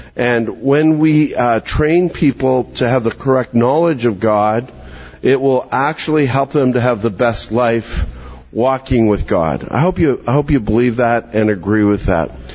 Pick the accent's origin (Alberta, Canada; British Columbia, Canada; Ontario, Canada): Alberta, Canada; Calgary; moved away; I'm I'm from Calgary, Alberta, Canada.